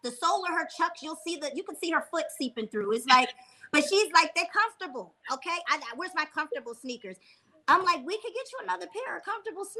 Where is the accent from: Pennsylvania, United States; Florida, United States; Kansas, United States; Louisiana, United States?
Pennsylvania, United States; Philadelphia; I'm from Philly